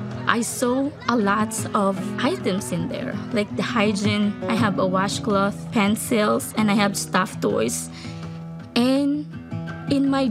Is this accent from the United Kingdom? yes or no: no; Philippines; I was born in the Philippines and growing up in a poor family and living in a tiny house, no stove